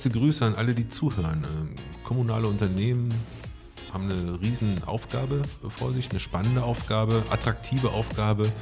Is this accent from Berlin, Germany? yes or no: no; North Rhine-Westphalia, Germany; Ich komme aus dem Ruhrgebiet